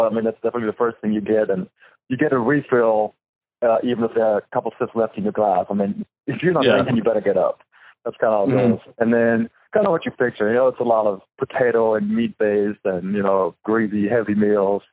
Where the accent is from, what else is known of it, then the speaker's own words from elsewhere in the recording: Düsseldorf, North Rhine-Westphalia, Germany; moved away as an adult; now in United States; my hometown in Dusseldorf